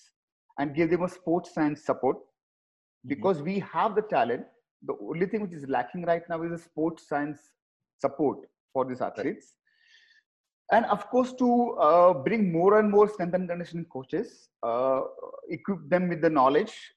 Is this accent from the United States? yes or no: no; Mumbai, Maharashtra, India; I'm born and brought up in Mumbai and played first-class